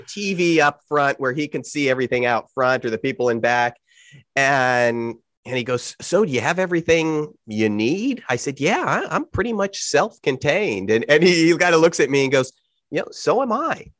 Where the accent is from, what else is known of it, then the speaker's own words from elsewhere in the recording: California, United States; I'm from California